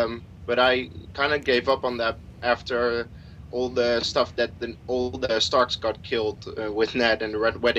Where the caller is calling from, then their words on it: Netherlands; English is a second language; from the Netherlands.